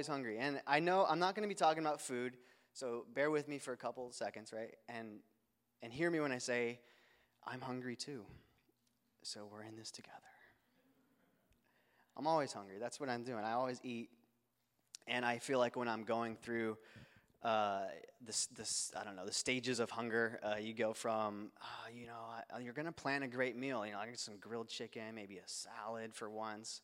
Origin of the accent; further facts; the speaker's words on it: Phoenix, Arizona, United States; I'm from Phoenix, Arizona